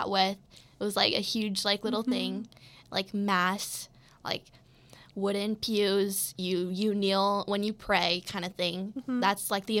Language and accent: English; Colorado, United States; I'm from Colorado.